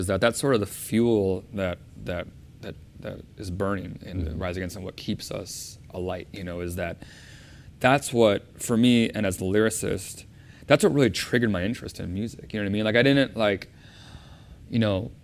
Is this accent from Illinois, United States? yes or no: yes; Chicago, Illinois, United States; We're both from Chicago.